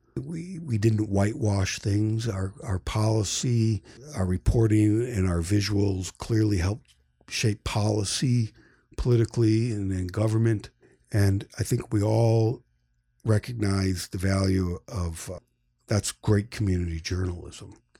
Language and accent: English; Marathon, New York, United States; I grew up in a small town in upstate New York, uh, Marathon, New York, population one red light.